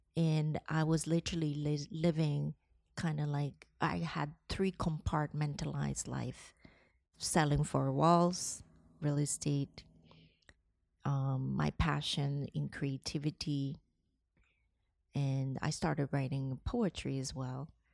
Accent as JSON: {"language": "English", "country": "Hong Kong", "tie": "born or raised there", "also_born_or_lived": "Philippines", "moved": "as an adult", "lives_now": "New York, United States", "said": "I was born in Hong Kong. My mother is Filipina, so I got the privilege to live both in Hong Kong and in the Philippines during my childhood"}